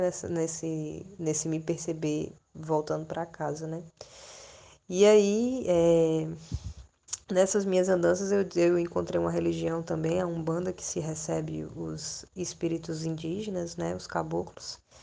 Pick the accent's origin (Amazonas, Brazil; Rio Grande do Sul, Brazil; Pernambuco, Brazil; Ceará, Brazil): Ceará, Brazil; Fortaleza; moved away as an adult; now in Recife, Brazil; eu sou natural de Fortaleza, do Ceará.